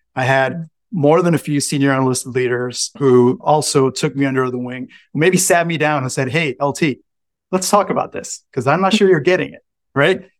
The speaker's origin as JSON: {"language": "English", "town": "San Juan", "country": "Puerto Rico", "tie": "born or raised there", "moved": "as an adult", "said": "I grew up in San Juan, Puerto Rico."}